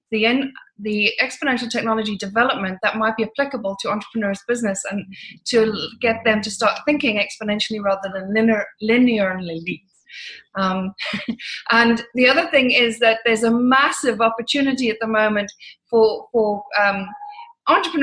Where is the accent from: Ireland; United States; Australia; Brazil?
Ireland; moved away as an adult; now in London, United Kingdom; moved back to Ireland. And I lived a very unusual life in Ireland